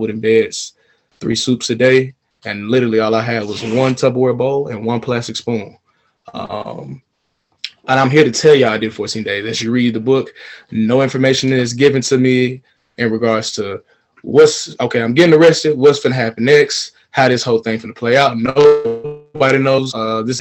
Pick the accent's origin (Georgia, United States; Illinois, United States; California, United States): Georgia, United States; Atlanta; moved away as an adult; also born or lived in China; born and raised in Atlanta, Georgia